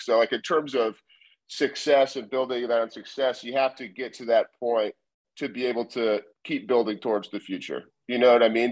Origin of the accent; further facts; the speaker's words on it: Columbus, Ohio, United States; moved away as an adult; also born or lived in Springfield, Ohio; now in Cincinnati, United States; born and raised in Columbus